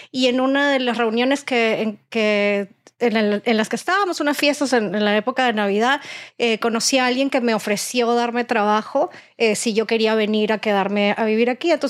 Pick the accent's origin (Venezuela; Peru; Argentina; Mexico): Peru; Mi esposo cuando dijo, me voy a casar con una peruana, voy a comer rico